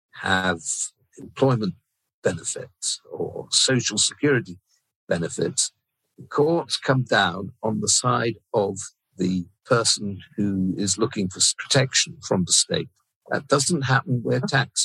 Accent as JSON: {"language": "English", "town": "Plymouth", "region": "South West England", "country": "United Kingdom", "tie": "born or raised there", "said": "I grew up in Plymouth, a Cavalier town during the Civil War."}